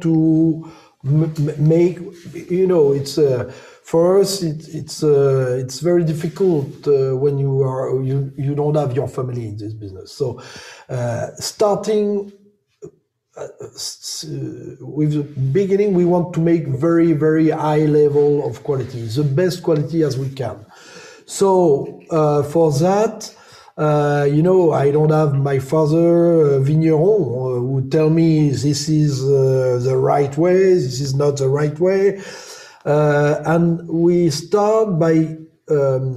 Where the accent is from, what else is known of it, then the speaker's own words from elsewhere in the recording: Charolais, Bourgogne-Franche-Comté, France; English is a second language; now in Mâconnais, France; I was born in the Charolais area, So it's only 60 kilometers from here